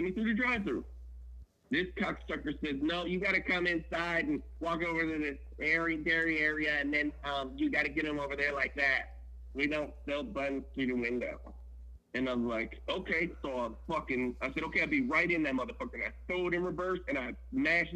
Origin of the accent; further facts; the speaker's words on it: the South, United States; I'm from the South